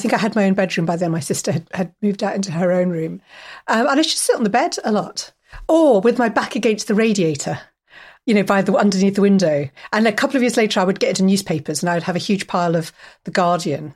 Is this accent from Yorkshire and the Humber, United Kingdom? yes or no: no; Kingston upon Thames, London, United Kingdom; I went to school in Wimbledon, and I grew up near Wimbledon in Kingston-upon-Thames